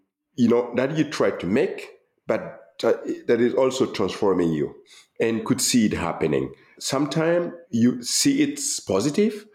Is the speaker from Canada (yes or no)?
no; Gando, Centre-Est, Burkina Faso; moved away as an adult; I'm the young man coming from Gando. I'm not from Berlin, from Brandenburg or from Paris.